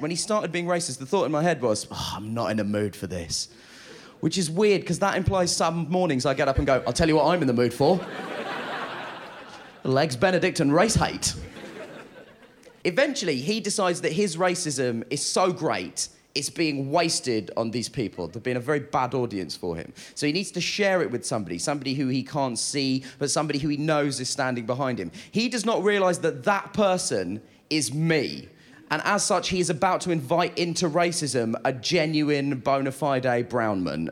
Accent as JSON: {"language": "English", "country": "United Kingdom", "said": "I'm a British Asian gentleman"}